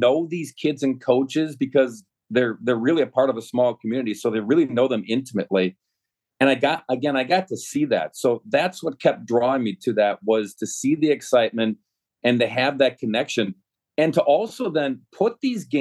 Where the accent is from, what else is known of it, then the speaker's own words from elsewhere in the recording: Milwaukee, Wisconsin, United States; also born or lived in Brookfield, Wisconsin / Oshkosh, Wisconsin / Eau Claire, Wisconsin; I grew up in the Milwaukee area, went to school in Brookfield